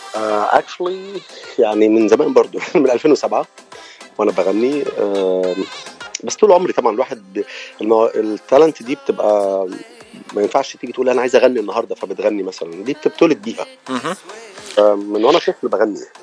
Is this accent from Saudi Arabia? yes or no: no; Cairo, Cairo Governorate, Egypt; accent: Egyptian; moved away as an adult; now in United States; اللهجه مبينه اكيد ان انا من مصر